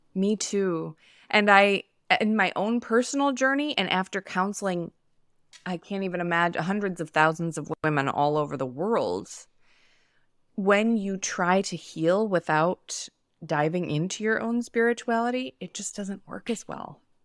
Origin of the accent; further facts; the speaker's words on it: New York, United States; now in Los Angeles, United States; I live in Los Angeles. I'm from New York